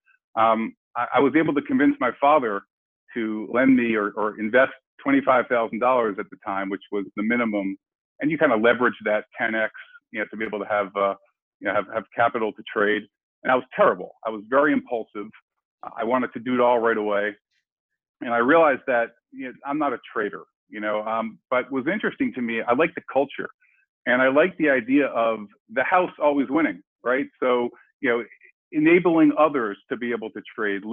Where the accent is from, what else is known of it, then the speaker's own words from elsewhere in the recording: Silver Spring, Maryland, United States; I grew up in Silver Spring, Maryland